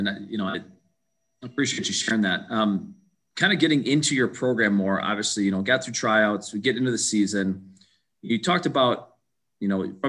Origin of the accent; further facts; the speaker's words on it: Webster, Wisconsin, United States; So obviously growing up in Webster, going to Oshkosh, like, how do you best maximize the indoor space?